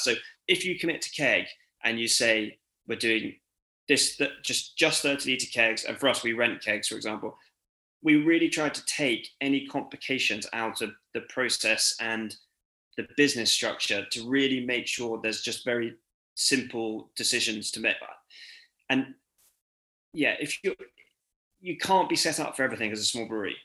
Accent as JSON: {"language": "English", "town": "Cirencester", "region": "South West England", "country": "United Kingdom", "tie": "born or raised there", "said": "I grew up in Cirencester, which is about half an hour away from Cheltenham"}